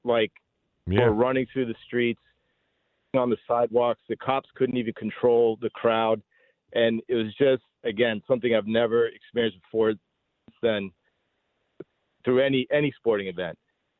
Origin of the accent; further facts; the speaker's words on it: Washington, District of Columbia, United States; I grew up in Tenleytown